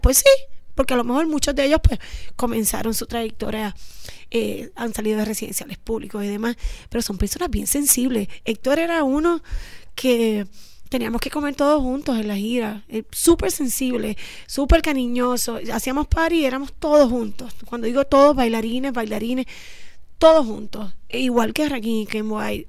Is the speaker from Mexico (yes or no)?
no; San Juan, Puerto Rico; Nosotras somos oriundas del Viejo San Juan, de la calle San Sebastián, casi colindando ahí para Perla.